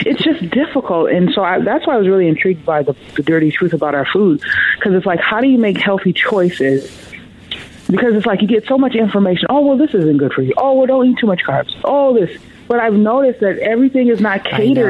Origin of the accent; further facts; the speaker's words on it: the South, United States; I'm from the South